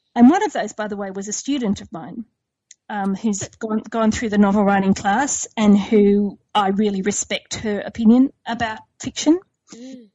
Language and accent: English; Sydney, New South Wales, Australia; I grew up in Sydney's western suburbs